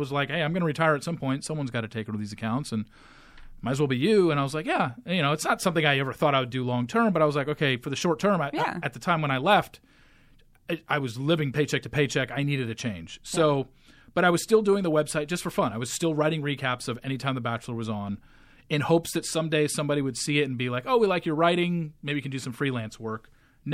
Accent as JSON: {"language": "English", "area": "Orange County", "region": "California", "country": "United States", "tie": "born or raised there", "also_born_or_lived": "Los Angeles, United States", "moved": "as an adult", "lives_now": "Dallas, United States", "said": "I grew up in Orange County."}